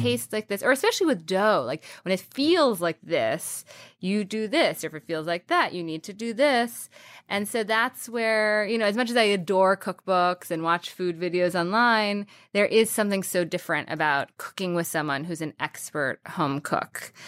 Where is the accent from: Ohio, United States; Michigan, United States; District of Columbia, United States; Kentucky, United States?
District of Columbia, United States; Washington; in the D C area